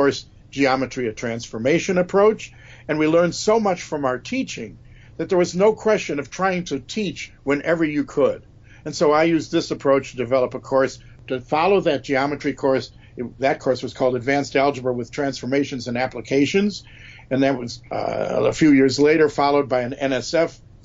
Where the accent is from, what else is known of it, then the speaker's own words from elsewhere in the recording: Chicago, Illinois, United States; I'm a Chicagoan by birth.